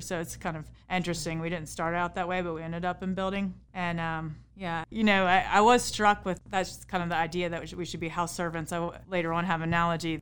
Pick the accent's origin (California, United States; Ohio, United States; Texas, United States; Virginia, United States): Virginia, United States; Harrisonburg; I grew up right here in Harrisonburg on the west side of town on Route thirty-three